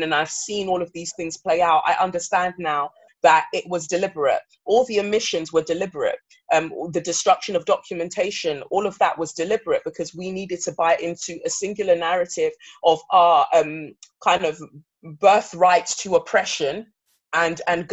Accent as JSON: {"language": "English", "region": "England", "country": "United Kingdom", "tie": "born or raised there", "also_born_or_lived": "Nigeria", "said": "I was born in Nigeria and I came to England when I was five"}